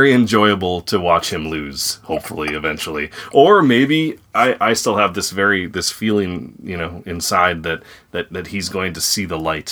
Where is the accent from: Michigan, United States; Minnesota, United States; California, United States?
Minnesota, United States; I am from Minnesota, though. I am really from Minnesota.